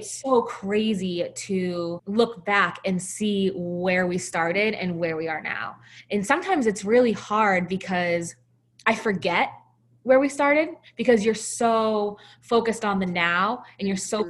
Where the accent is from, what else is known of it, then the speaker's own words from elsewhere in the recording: Salem, New Hampshire, United States; my hometown of Salem, New Hampshire